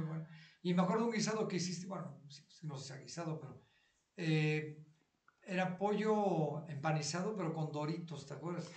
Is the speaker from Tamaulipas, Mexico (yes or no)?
no; Mexico City, Mexico; nosotros crecimos en esa cuadra, es mi barrio. Yo crecí, yo estuve ahí desde mi yo, nací en Mitla y Cumbres de Maltrata